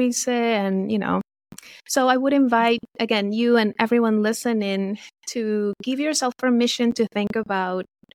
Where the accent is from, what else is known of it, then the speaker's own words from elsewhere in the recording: Venezuela; moved away as an adult; now in United States; I was born and raised in Venezuela